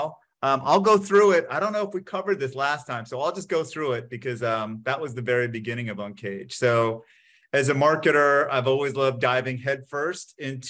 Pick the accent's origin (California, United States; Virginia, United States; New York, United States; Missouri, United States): New York, United States; I'm from New York, came back to New York